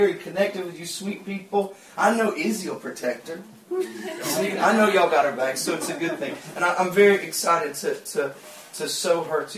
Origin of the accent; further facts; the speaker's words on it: Georgia, United States; I'm from Georgia.